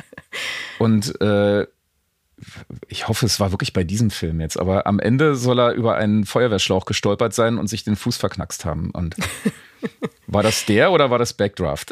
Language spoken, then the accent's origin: German; East Germany, Germany; bei uns in der DDR